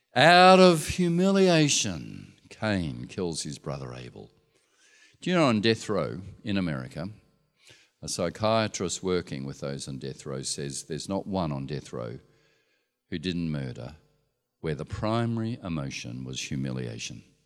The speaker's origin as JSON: {"language": "English", "country": "Australia", "said": "we're patriotic Australians"}